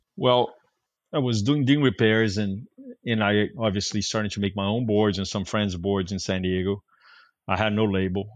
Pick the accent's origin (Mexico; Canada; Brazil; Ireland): Brazil; moved away as an adult; now in California, United States; I was from Brazil